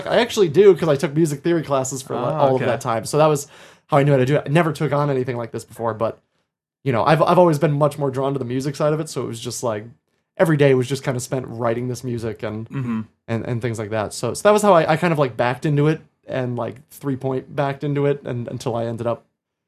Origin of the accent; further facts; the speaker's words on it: Bow, New Hampshire, United States; I grew up in Bow, New Hampshire, which is right outside of the theater mecca of Concord, New Hampshire.